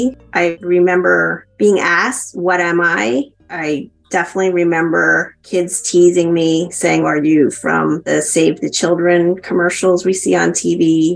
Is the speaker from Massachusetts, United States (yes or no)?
no; Zuni, New Mexico, United States; I am from Navajo Nation, and I was born in Zuni, New Mexico, back in the late 60s.